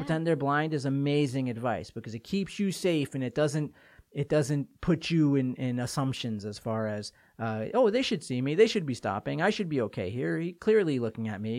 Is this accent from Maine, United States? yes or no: no; Port Washington, New York, United States; my hometown of Port Washington, Long Island